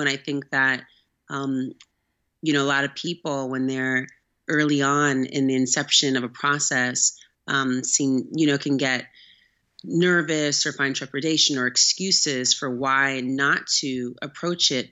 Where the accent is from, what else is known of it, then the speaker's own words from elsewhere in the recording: Oakland, California, United States; I'm actually from Northern California, from Oakland. Um, I grew up there